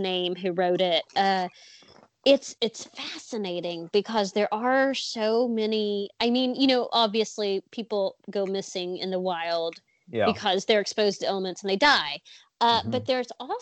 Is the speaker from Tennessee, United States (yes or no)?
yes; Chattanooga, Tennessee, United States; I grew up in Chattanooga close to the Chickamauga battlefield there down in Georgia.